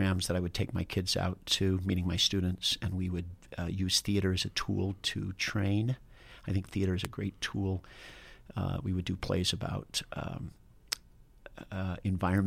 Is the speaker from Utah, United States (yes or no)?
yes; Wasatch Front, Utah, United States; also born or lived in Richfield, Utah; I was raised on the Wasatch Front, and then my dad took a job in Richfield, Utah. It was my senior year of high school